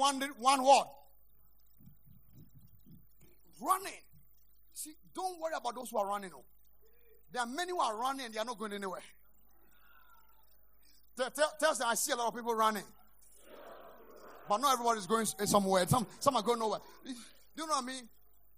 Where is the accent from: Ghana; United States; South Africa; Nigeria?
Ghana; I'm a Ghanaian.